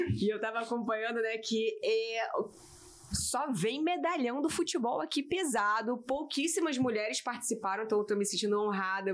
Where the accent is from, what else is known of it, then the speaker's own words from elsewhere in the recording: Rio de Janeiro, Brazil; sou carioca, da Gema